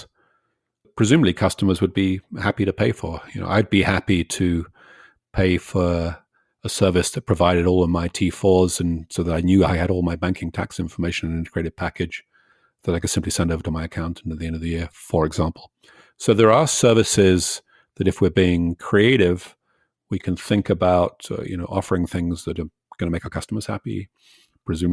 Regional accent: Canada; as a Canadian

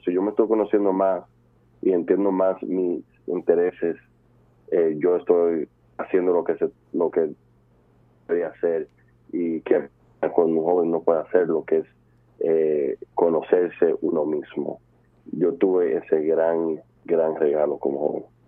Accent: New York, United States; also born or lived in Dominican Republic; yo, yo nací en Nueva York en el 1995

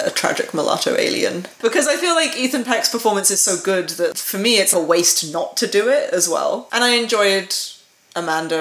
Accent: United Kingdom; I'm a Brit.

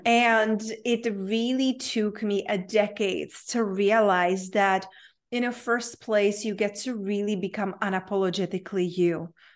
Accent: Czechia; English is a second language; moved away; I grew up in a very small town in Czech Republic, hence my unpronounceable name and my accent.

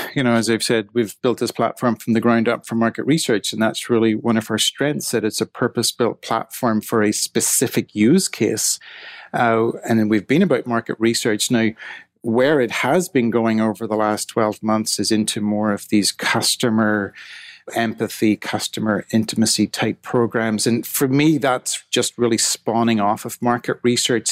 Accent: Ireland; moved away as an adult; also born or lived in Scotland / Manchester; I grew up in Ireland in the seventies and eighties

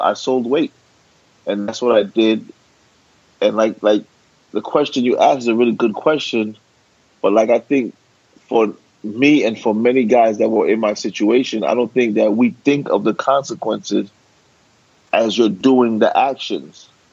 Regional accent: New York City, New York, United States; I was born and raised in Brooklyn.

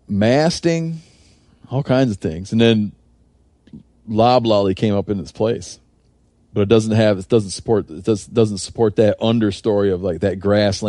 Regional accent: Michigan, United States; in my home state of Michigan

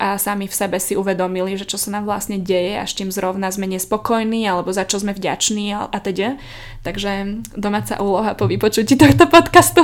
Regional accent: Slovakia; zo Slovenska sme

